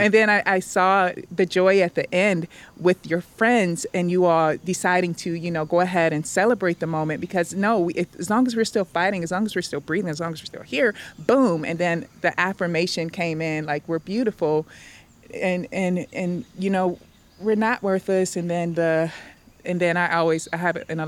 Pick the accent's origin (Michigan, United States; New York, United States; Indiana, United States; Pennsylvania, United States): Michigan, United States; Detroit; moved away as an adult; also born or lived in Kentucky / Arkansas; now in Atlanta, United States; I'm from Detroit, where we love ourselves